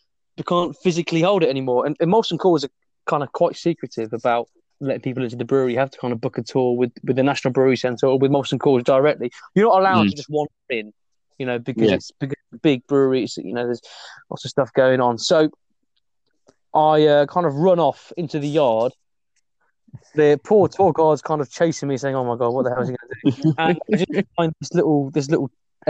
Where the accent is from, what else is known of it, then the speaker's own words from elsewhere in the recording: Burton upon Trent, West Midlands, United Kingdom; moved away; I'm actually from Burton.